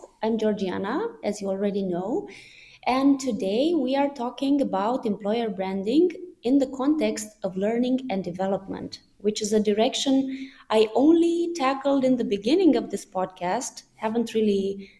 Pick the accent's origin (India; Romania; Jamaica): Romania; Iași, Iași County; moved away; I'm originally from Romania, and I'm in my hometown, Iași, currently, which is Romania's second biggest city